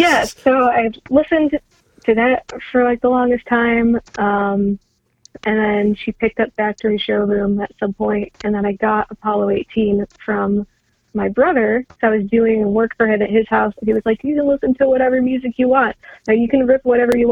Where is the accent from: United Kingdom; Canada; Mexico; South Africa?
Canada; moved away; also born or lived in Chicago; Plus I'm Canadian, and I'm still like, I haven't been in Canada since 97, but my family's Canadian, so there's still words that I pronounce the Canadian way, and words that I pronounce the Midwestern Chicago way